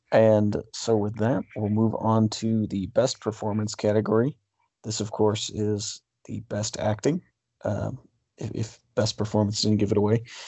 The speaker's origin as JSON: {"language": "English", "town": "Wichita", "region": "Kansas", "country": "United States", "tie": "born or raised there", "said": "my hometown"}